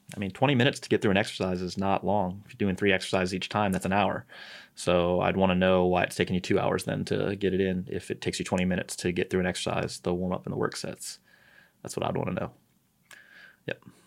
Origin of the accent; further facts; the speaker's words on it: St. Louis, Missouri, United States; moved away; I'm from St. Louis